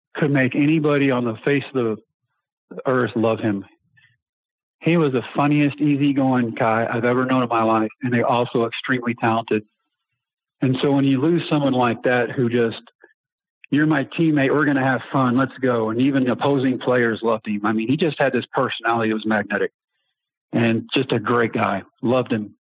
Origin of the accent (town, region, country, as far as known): Texas, United States; born or raised there